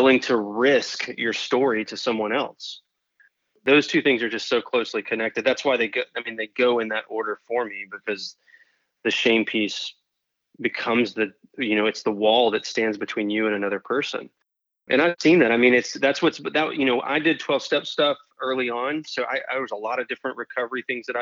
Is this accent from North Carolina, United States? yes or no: yes; North Carolina, United States; now in Florida, United States; I grew up in North Carolina